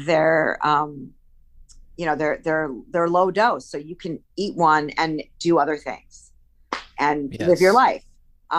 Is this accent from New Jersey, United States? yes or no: no; Illinois, United States; I'm a Midwest girl